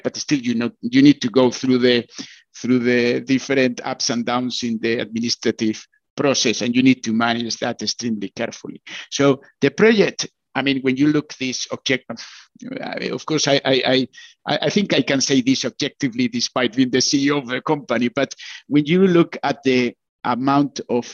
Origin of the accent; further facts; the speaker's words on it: Bilbao, Basque Country, Spain; I come from Bilbao, so it's very close to Pamplona